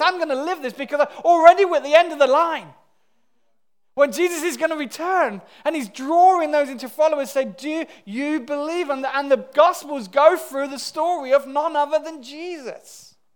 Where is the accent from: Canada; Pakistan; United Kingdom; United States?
United Kingdom; as British people